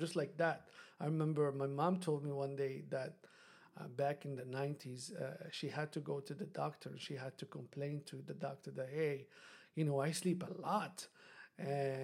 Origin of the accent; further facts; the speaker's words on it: Morocco; moved away; I'm from Morocco, and Morocco is a developing country